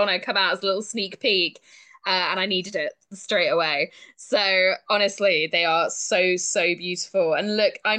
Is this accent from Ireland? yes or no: no; United Kingdom; accent: British; also born or lived in Canada; I'm British